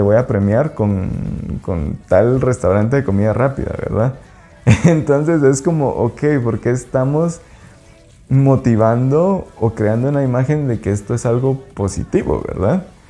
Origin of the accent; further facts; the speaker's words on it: Quetzaltenango, Guatemala; moved away as an adult; now in Lake Atitlán, Guatemala; Yo soy de Shela. pues allá nací y allá crecí pues toda mi vida